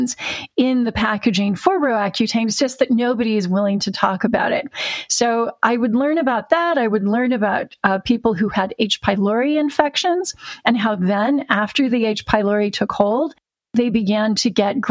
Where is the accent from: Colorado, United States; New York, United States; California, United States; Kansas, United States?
California, United States; Orange County, Southern; moved away as an adult; also born or lived in Tustin, California; now in United Kingdom; I'm a Southern Californian who is a sunshine refugee. I'm now living in the rain with Sarah.